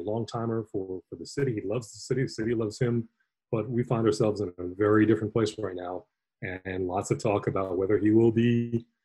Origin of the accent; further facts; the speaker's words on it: New York City, New York, United States; moved away; as a New Yorker, you know, lifelong New Yorker or former New Yorker